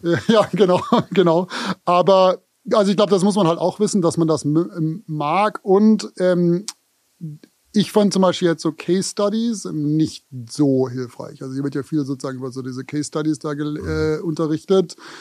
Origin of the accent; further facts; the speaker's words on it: Konstanz, Baden-Württemberg, Germany; now in New York, United States; ich komme aus Konstanz, auch Frage der Aussprache, Konstanz